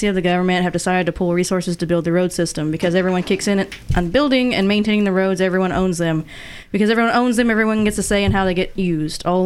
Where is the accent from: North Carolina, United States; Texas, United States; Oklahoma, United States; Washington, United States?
Oklahoma, United States; now in Bay Area, United States; I'm from Oklahoma